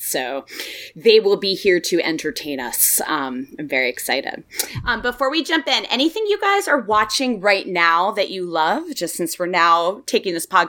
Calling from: Washington, District of Columbia, United States; I'm recording from Washington, D.C.

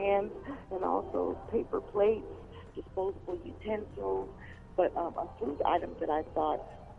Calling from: Los Angeles, California, United States; I'm calling from Los Angeles, California.

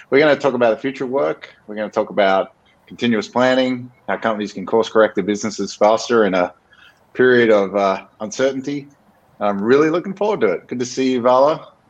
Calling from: San Francisco, California, United States; I am calling in from San Francisco right now.

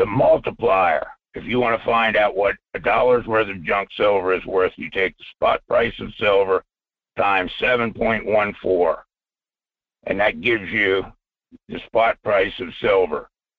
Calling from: Fairbanks, Alaska, United States; Michael, it's … up here in Fairbanks.

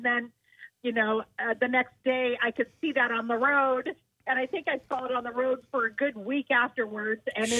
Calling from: Mount Pleasant, South Carolina, United States; I'm calling from Mount Pleasant.

